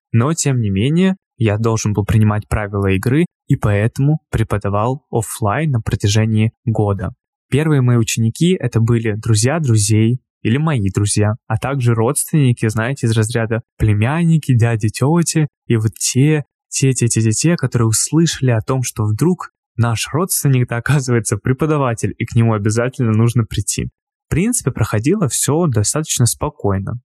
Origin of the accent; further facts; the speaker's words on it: Krasnoyarsk, Krasnoyarsk Krai, Russia; в моем родном городе в Красноярске